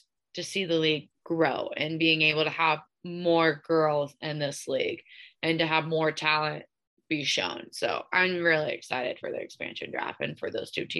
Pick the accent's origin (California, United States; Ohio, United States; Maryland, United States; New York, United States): Maryland, United States; Ocean City; Okean City doesn't have a hockey team. So I'm not like a, okay, I'm not going against my hometown.